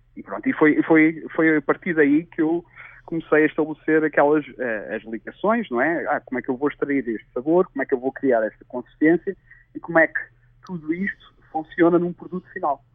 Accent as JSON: {"language": "Portuguese", "town": "Tavira", "region": "Algarve", "country": "Portugal", "tie": "born or raised there", "also_born_or_lived": "Lisbon", "moved": "as an adult", "said": "eu sou de Tavira. É, por acaso nasci em, em Lisboa, mas é, vivi lá é, a minha vida toda até aos 19 anos"}